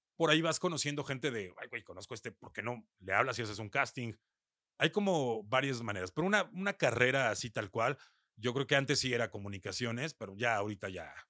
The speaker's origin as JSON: {"language": "Spanish", "country": "Mexico", "said": "aquí en mi país"}